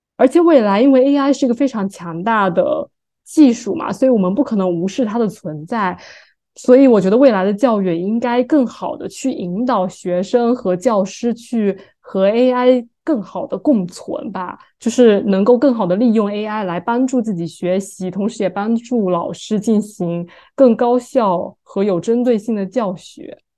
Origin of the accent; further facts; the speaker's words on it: Fujian, China; now in New York, United States; 我们福建